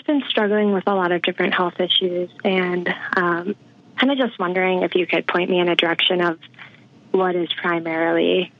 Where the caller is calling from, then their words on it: Massachusetts, United States; I'm calling from Massachusetts.